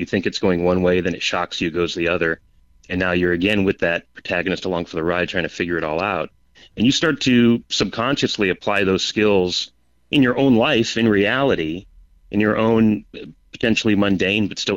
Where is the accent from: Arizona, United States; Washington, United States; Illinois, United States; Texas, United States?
Arizona, United States; Peoria; also born or lived in California; So I grew up in Peoria, which is near Phoenix, and moved to California for college and career